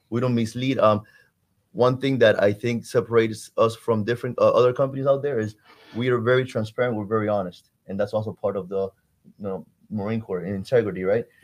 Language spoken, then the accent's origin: English; Cuba; now in Miami, United States; I'm from Cuba. I love my my roots, my heritage, but this country gave me something that unfortunately my birth country couldn't